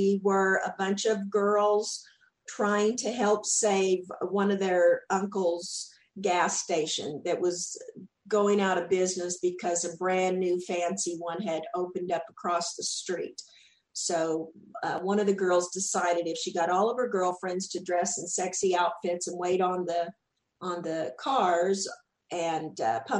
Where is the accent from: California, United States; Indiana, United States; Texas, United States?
Texas, United States; accent: Southern; people had always made fun of my accent there because I was from Texas and I definitely had that Southern accent.